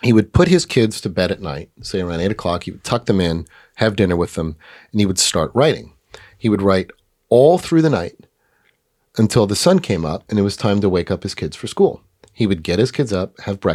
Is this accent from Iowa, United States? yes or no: no; New York City, New York, United States; I was born in New York City